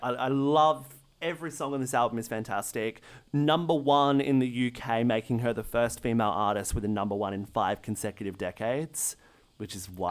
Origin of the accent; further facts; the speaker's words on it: Australia; as an Australian